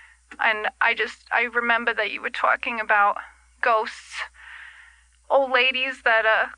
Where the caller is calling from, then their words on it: Boca Raton, Florida, United States; Yeah. Well, I guess technically I live in Boca, but I like to say Miami because it's more recognizable by the kids.